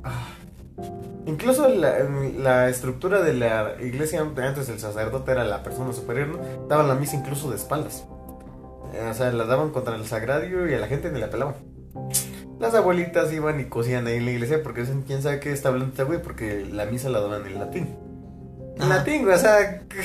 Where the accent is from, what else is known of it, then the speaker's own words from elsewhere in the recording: Mexico; aquí en México